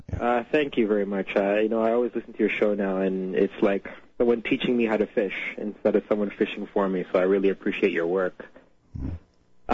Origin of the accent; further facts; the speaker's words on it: Canada; also born or lived in Trinidad; born here in Canada